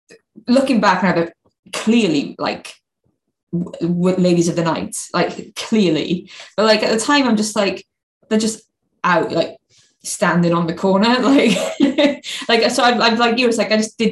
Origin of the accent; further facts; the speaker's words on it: Swansea, Wales, United Kingdom; I'm from Swansea